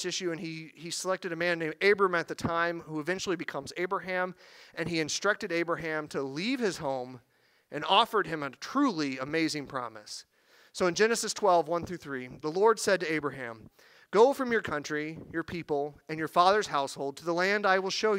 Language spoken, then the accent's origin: English; Missouri, United States; I'm from Missouri. I use the word reckon